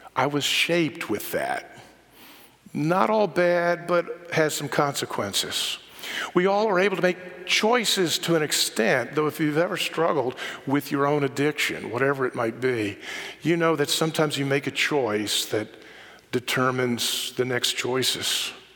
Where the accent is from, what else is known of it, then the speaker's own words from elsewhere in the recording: Charlotte, North Carolina, United States; I grew up visiting New York in the summer, but growing up in Charlotte rather than growing up in New York